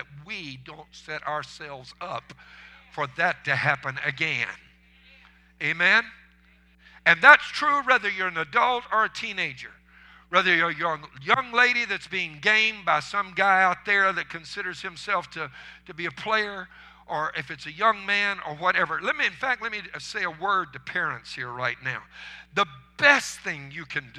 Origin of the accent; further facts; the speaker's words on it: Cajun, Louisiana, United States; I'm a Cajun.